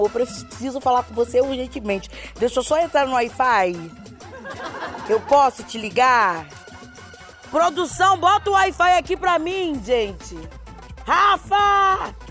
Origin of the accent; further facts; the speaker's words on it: Belém, Pará, Brazil; now in São Paulo, Brazil; Eu sou de Belém do Pará. E quando eu vim para cá, para São Paulo, foi difícil arrumar emprego.